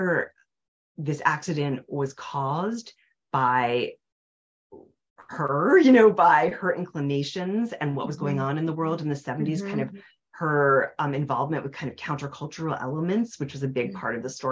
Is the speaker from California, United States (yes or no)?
no; Nyack, New York, United States; now in Cambridge, United States; my hometown, which is Nyack, New York, in the Hudson River Valley